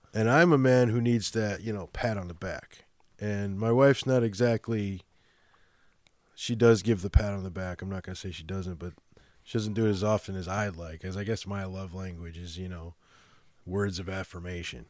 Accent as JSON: {"language": "English", "town": "Chicago", "region": "Illinois", "country": "United States", "accent": "Chicago", "moved": "yes", "said": "my Chicago accent"}